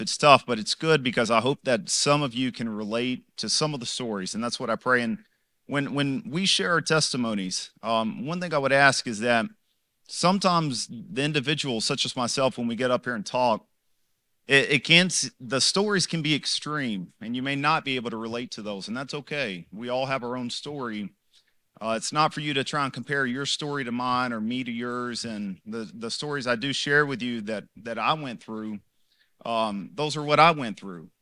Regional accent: Los Angeles, California, United States; Originally from Los Angeles, California

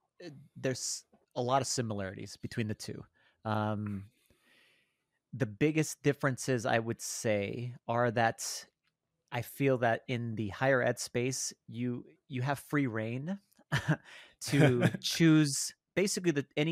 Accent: El Paso, Texas, United States; now in Minnesota, United States; I'm originally from El Paso, Texas.

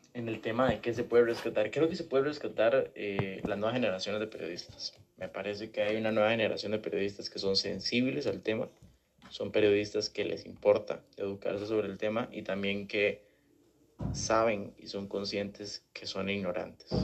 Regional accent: Costa Rica; como costarricenses

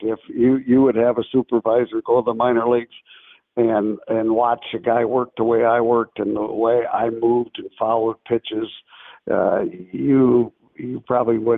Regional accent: Battle Creek, Michigan, United States; I'm from Battle Creek, Michigan, and that's the home of Kellogg cereal

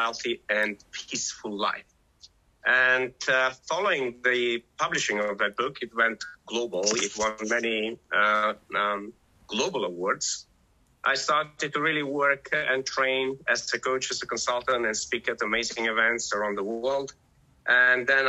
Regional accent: North Macedonia; moved away as an adult; now in England; I was born in Macedonia

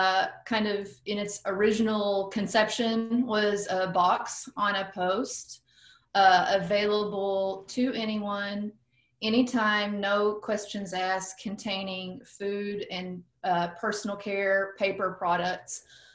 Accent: Fayetteville, Arkansas, United States; my hometown of Fayetteville, Arkansas.

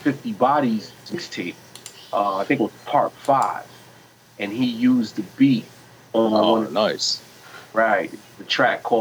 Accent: New York, United States; now in Virginia, United States; I'm originally from New York, but I live in Virginia

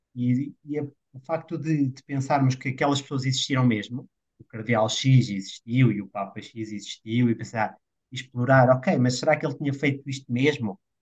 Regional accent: Portugal

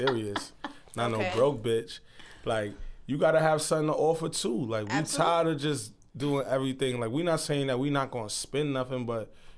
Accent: New York City, New York, United States; I'm from Harlem.

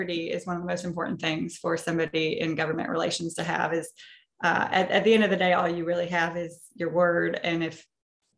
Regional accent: Marshall, Minnesota, United States; I grew up in rural southwest Minnesota, a town called Marshall

